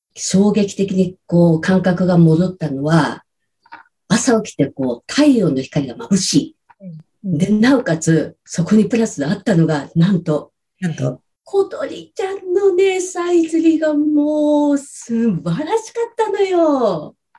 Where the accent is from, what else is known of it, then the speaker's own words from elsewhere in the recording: rural Saitama, Japan; moved away as an adult; also born or lived in Tokyo; 埼玉のど田舎です。